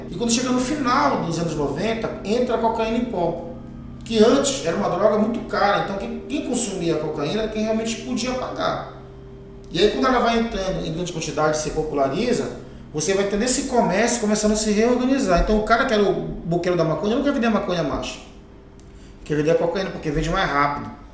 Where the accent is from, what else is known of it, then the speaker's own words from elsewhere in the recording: Pitimandeua quilombo, Pará, Brazil; also born or lived in Terra Firme, Belém; eu nasci em Pitima, é, na terra firme, depois eu fui morar em Pitimandeu, que é o Quilombo